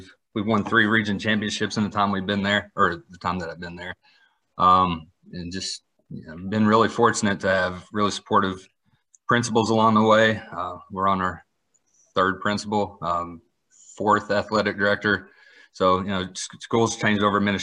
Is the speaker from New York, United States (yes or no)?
no; Kentucky, United States; moved away as an adult; also born or lived in Woodstock, Georgia; now in Georgia, United States; I grew up in Kentucky, so basketball is just sort of, that's the culture in that state